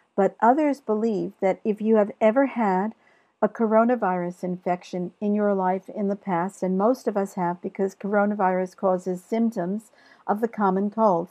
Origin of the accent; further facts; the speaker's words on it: New York, United States; I'm from New York